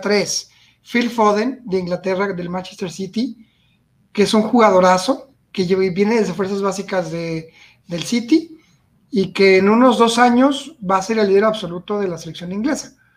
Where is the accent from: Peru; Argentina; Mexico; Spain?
Mexico; como mexicano, como chivermano